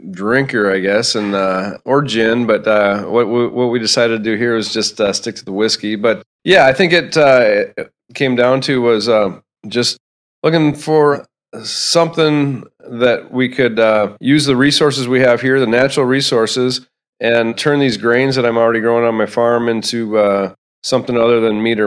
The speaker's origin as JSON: {"language": "English", "town": "Spring Grove", "country": "United States", "tie": "born or raised there", "said": "I grew up here in Spring Grove, where we're at right now"}